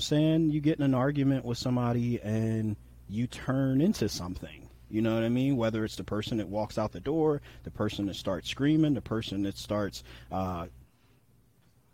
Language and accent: English; New York, United States; I'm from New York, so a lot of what we say comes off as brash